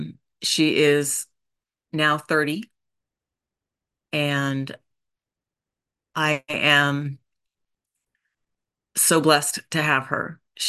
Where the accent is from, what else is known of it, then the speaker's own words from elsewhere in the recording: Boise, Idaho, United States; also born or lived in Oregon; I was born in Oregon and grew up in Boise, Idaho. Moved a lot, went to 9 different elementary schools